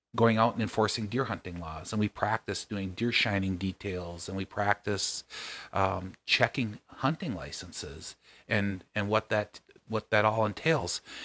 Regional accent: Nevis, Minnesota, United States; I grew up six miles out of town

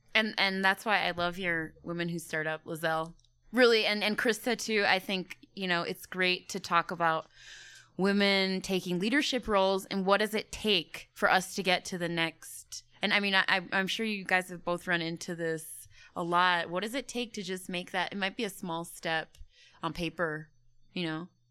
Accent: United States; moved away as an adult; also born or lived in Canada; being an American, working in Africa

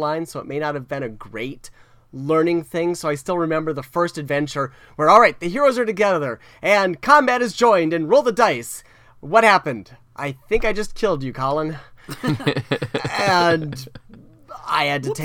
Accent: South Florida, United States; I grew up in South Florida, which was pretty open-minded as far as that sort of thing.

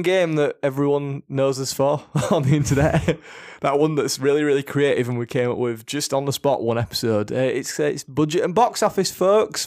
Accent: Yorkshire and the Humber, United Kingdom; we're two blokes from Yorkshire

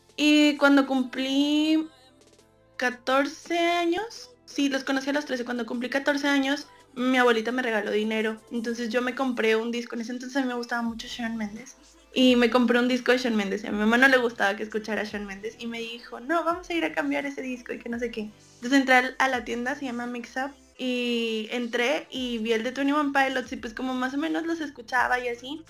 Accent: Monterrey, Nuevo León, Mexico; soy de Monterrey, Nuevo León, de México

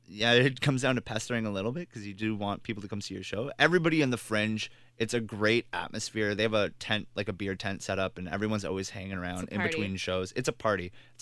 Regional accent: London, United Kingdom; accent: Cockney; from Australian to Russian to Scottish to my actual accent because I'm supposed to be Cockney.

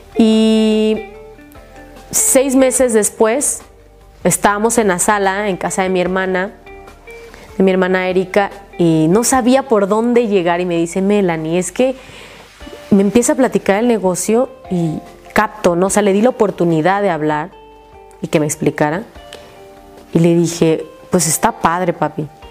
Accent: Jalpa de Méndez, Tabasco, Mexico; porque vivo, soy de Tabasco, allá se da muchísimo el mango

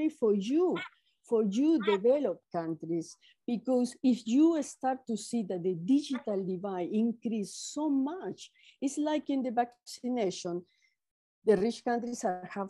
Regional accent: Peru; I'm Latin American, I'm Peruvian

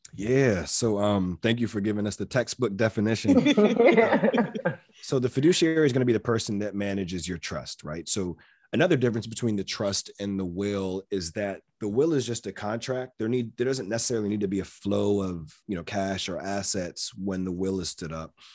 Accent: Maryland, United States; am born and raised in Maryland

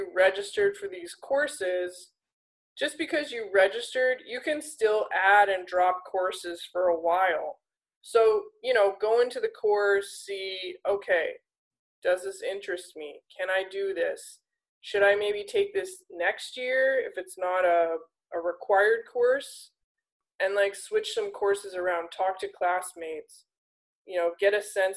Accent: Alberta, Canada; I'm from Alberta

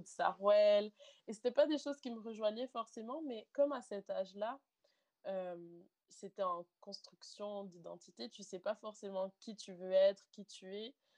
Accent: Montreal, Quebec, Canada; je suis née euh, à Montréal, donc au Canada, au Québec, dans la province de Québec. Donc, euh, voilà, j'ai la culture québécoise en moi

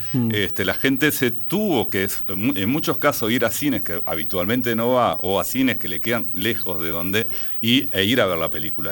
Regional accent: Uruguay; como uruguayo

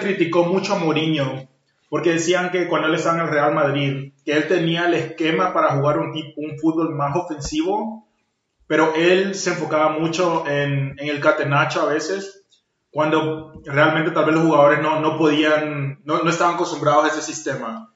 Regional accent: Paraguay; soy paraguayo

